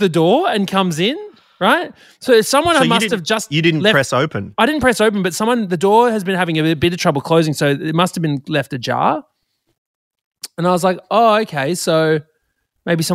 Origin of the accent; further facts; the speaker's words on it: Queensland, Australia; moved away as an adult; also born or lived in New South Wales; now in Sydney, Australia; I'm a Queenslander through and through, but I've been living in New South Wales for 15 years